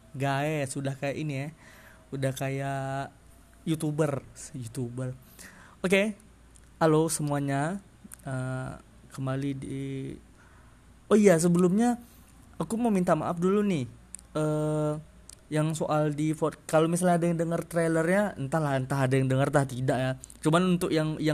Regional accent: Sumatra, Indonesia; yang jelas aku Sumatera, dari logat-logat pasti terasa kan Eh, rasa-rasa Sumatera Sumateranya kan ya aku orang Sumatera

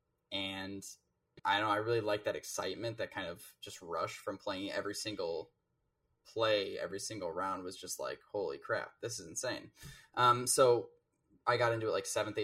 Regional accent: north of Chicago, Illinois, United States; moved away as an adult; now in Minnesota, United States; North of Chicago

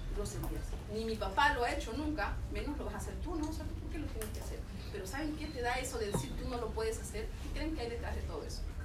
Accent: Chincha Alta, Ica, Peru; moved away as an adult; Yo soy de Chincha, estudié en ICA, terminé a los 20 años la universidad

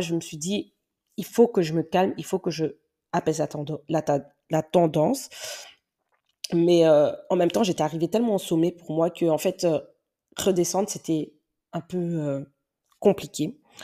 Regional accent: Belgium; accent: Belgian; C'est peut-être pour ça que vous entendez mon accent belge. Ouais, il est vraiment belge.

